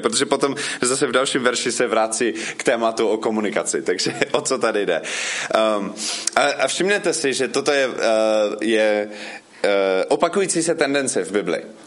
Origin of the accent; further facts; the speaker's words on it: United States; Czech is a second language; moved away as an adult; now in Frenštát pod Radhoštěm, Czech Republic; já jsem původně ze Spojených států, ale už tady bydlím od 2004